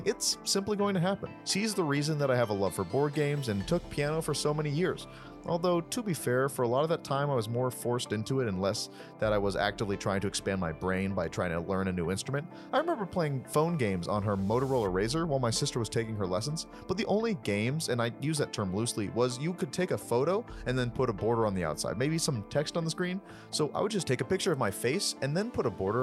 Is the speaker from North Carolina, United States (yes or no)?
yes; Raleigh, North Carolina, United States; I am from Raleigh, North Carolina